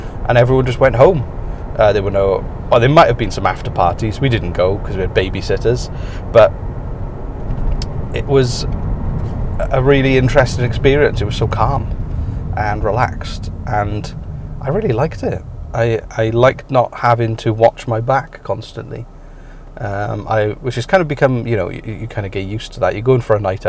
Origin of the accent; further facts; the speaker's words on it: United Kingdom; moved away as an adult; now in Canada; British people do drink more